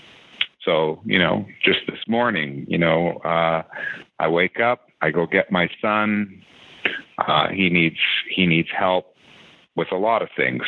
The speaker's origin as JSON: {"language": "English", "town": "Abbotsford", "region": "British Columbia", "country": "Canada", "tie": "born or raised there", "said": "I grew up in Abbotsford"}